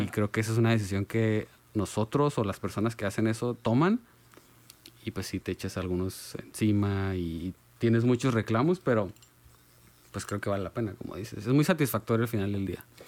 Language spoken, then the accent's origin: Spanish; Mexico; como mexicanos tenemos el estigma de macho y macho